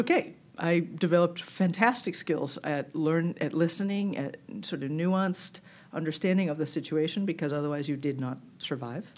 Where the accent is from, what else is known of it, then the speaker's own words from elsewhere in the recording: Newton, Massachusetts, United States; I grew up extremely far from here in Newton, Massachusetts